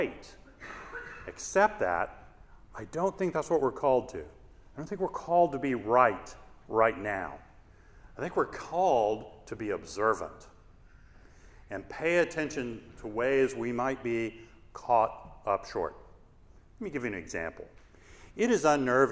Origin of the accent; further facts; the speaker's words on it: Shreveport, Louisiana, United States; moved away as an adult; also born or lived in North Carolina / Washington, D.C. / Chicago / California; I grew up in Shreveport, Louisiana